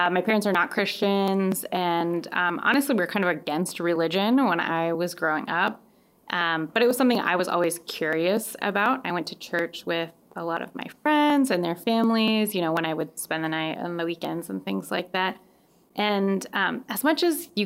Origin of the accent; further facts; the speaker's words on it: Colorado, United States; now in Madison, United States; I grew up in Colorado with 300 days of sunshine a year